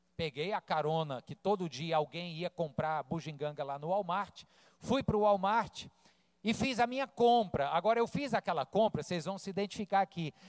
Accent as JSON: {"language": "Portuguese", "town": "Fortaleza", "region": "Ceará", "country": "Brazil", "tie": "born or raised there", "also_born_or_lived": "Rio de Janeiro, Brazil", "said": "Quando eu cheguei em Fortaleza, eu tinha 10 anos, eu vim do Rio, 1985, cheguei aqui com 10 anos, e fui um pré-adolescente traquina"}